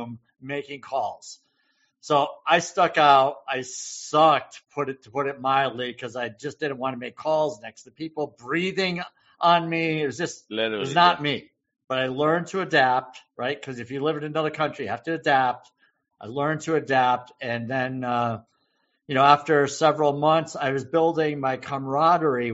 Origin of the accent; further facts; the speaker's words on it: Massachusetts, United States; small town Massachusetts guy